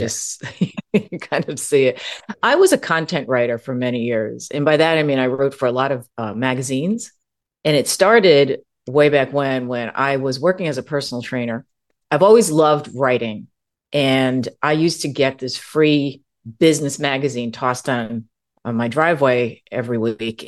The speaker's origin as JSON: {"language": "English", "region": "East Coast of the US", "country": "United States", "also_born_or_lived": "California", "moved": "yes", "lives_now": "Arizona, United States", "said": "I'm originally from the East Coast of the U S"}